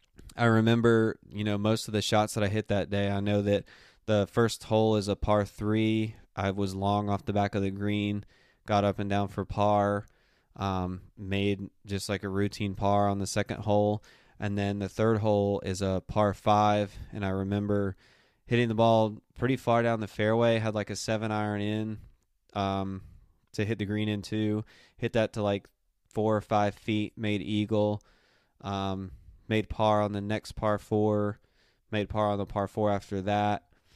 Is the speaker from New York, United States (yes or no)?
no; Union, South Carolina, United States; That's where I grew up playing in Union, South Carolina. That's where I went to the high school